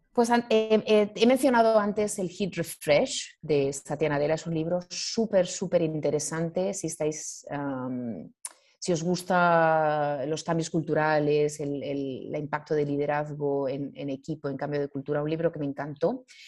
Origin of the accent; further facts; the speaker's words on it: Spain; moved away as an adult; also born or lived in Asia; yo soy, soy española